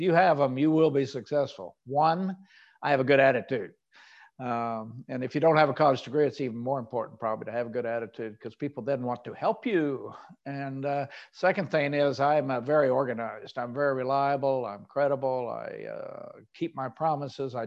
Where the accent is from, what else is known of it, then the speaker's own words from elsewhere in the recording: Oklahoma, United States; I grew up in Oklahoma.